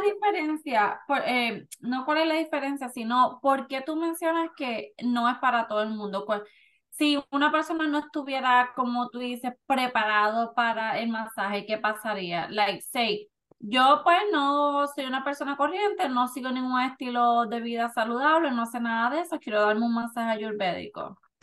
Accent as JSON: {"language": "Spanish", "country": "Puerto Rico", "moved": "yes", "lives_now": "Florida, United States", "said": "De Puerto Rico."}